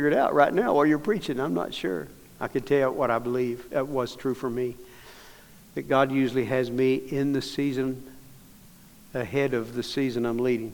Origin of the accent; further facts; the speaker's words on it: Dallas, Texas, United States; I'm from Dallas